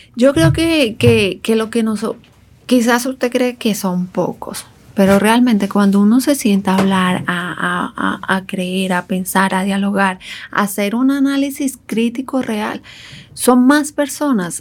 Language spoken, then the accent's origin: Spanish; Colombia; moved away as an adult; now in Dominican Republic; yo soy orgullosamente colombiana, yo conozco mi territorio nacional